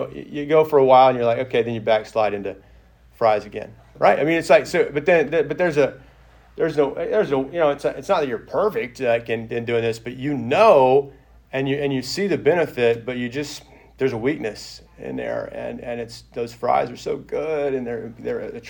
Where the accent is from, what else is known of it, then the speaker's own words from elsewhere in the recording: Arkansas, United States; moved away as an adult; also born or lived in Texas; now in Tennessee, United States; I'm going from Arkansas to Tennessee with no intentions of ever coming back to Arkansas